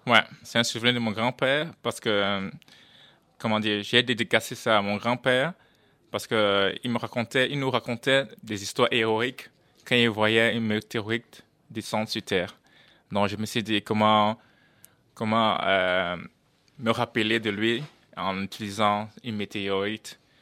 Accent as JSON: {"language": "French", "country": "Netherlands", "also_born_or_lived": "Cameroon", "said": "je suis néerlandais"}